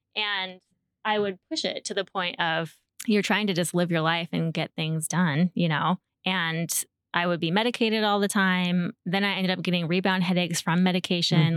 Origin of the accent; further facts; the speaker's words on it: Shoreline, Washington, United States; also born or lived in Edmonds, Washington; now in Snohomish, United States; I grew up in the Seattle area and, uh, mostly, well, I was raised as a child in Shoreline